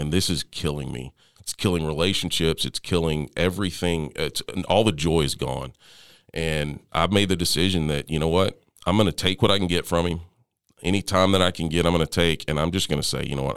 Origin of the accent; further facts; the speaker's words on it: Tyler, Texas, United States; also born or lived in Lindale, Texas; we grew up in Tyler, Texas, in that, well, yeah, in Tyler, Texas. Um, lived in a little town called Lindell, which is just north of Tyler